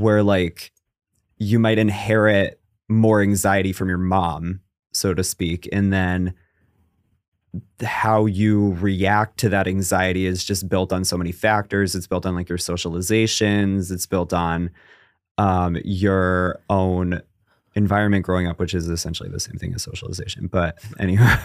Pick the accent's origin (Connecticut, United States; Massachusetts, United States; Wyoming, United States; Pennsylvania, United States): Connecticut, United States; moved away as an adult; also born or lived in Los Angeles; I'm from Connecticut, in case you can't tell by the tone